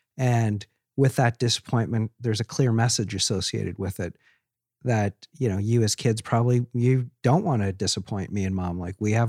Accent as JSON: {"language": "English", "town": "Seattle", "region": "Washington", "country": "United States", "tie": "born there", "said": "I'm a dual citizen. I was born in Seattle, Washington."}